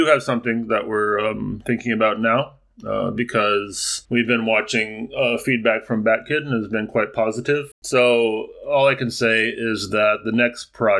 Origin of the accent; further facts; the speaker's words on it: Japan; I do remember growing up in Japan, being interested in Japanese baseball